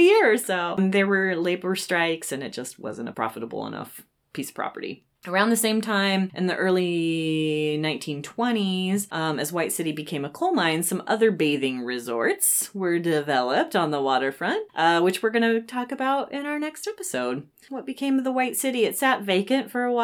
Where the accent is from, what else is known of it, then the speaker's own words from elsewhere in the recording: Southern Oregon, United States; now in Bellingham, United States; I grew up in Southern Oregon, and the body of water nearest me was an irrigation ditch